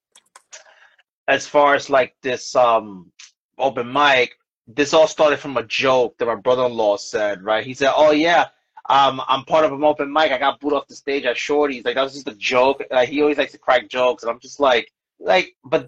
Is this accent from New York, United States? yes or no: yes; New York City, New York, United States; moved away as an adult; now in Bayonne, United States; I'm originally from Brooklyn, New York.